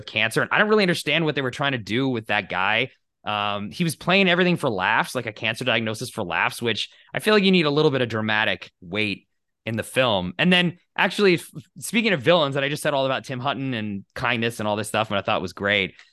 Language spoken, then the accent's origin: English; United States; I grew up in the United States in a, you know, secular Christian household